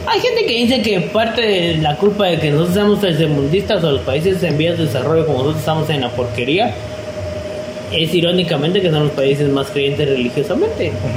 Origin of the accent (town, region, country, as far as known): Guatemala